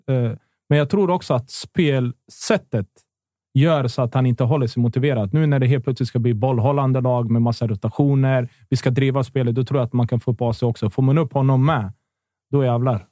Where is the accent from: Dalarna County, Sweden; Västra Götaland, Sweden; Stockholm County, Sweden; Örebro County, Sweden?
Örebro County, Sweden; Örebro; när jag var ung i Örebro